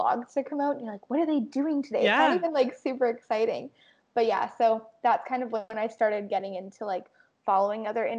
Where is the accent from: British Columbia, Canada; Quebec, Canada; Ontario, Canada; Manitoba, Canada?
Manitoba, Canada; Winnipeg; I was born and raised in Winnipeg, Manitoba.